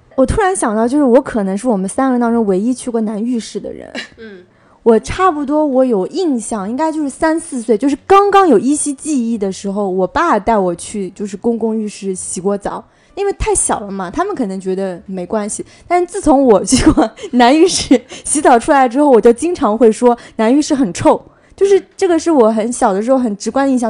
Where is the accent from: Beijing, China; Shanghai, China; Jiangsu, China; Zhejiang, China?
Jiangsu, China; 来自搓澡文化特别盛行的江苏